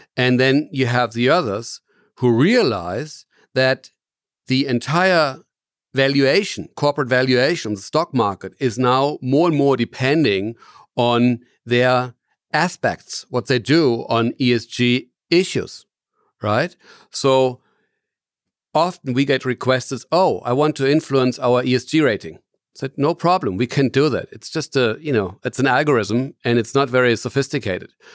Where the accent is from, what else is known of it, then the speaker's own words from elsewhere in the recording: Germany; I'm from Germany, and I'm founder and C E O of Cometis